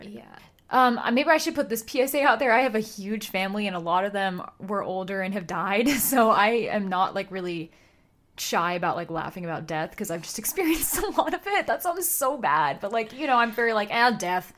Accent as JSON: {"language": "English", "region": "California", "country": "United States", "said": "We're from California"}